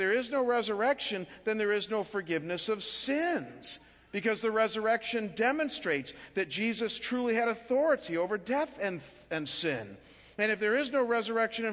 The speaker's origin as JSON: {"language": "English", "town": "Chagrin Falls", "region": "Ohio", "country": "United States", "tie": "born or raised there", "moved": "yes", "said": "living back in my hometown of Chagrin Falls, just outside of Cleveland, Ohio"}